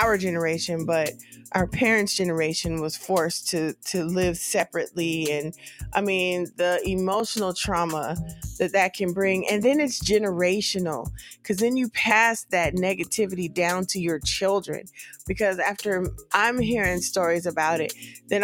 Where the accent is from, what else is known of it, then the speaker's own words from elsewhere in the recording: California, United States; moved away as an adult; I grew up in California. I'm you know, from there